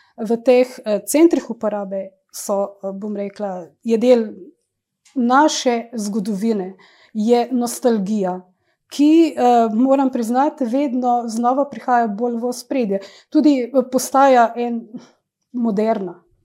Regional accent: Idrija, Slovenia; moved away as an adult; also born or lived in Ljubljana / Rajlovac, Sarajevo; rojena sem v Idriji, natančno v tem stanovanju, kjer uh, zdaj tudi živim

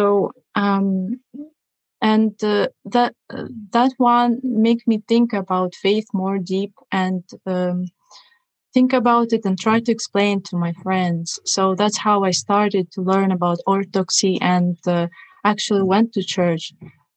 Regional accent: Russia; English is a second language; moved away as an adult; now in United States; I was born and raised in Russia

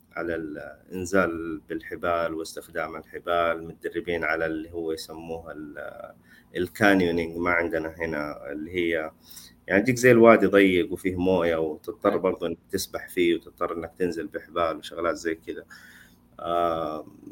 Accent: Saudi Arabia; عندنا في السعوديه

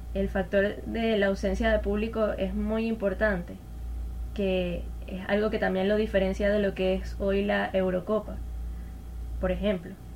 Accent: Venezuela; como venezolana

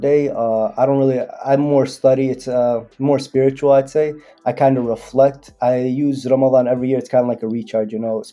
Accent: Dearborn, Michigan, United States; also born or lived in Yemen (ancestry); I'm an artist from Dearborn, Michigan

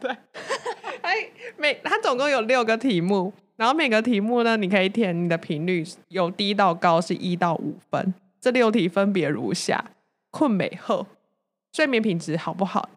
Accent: Taichung, Taiwan; 身为台中人

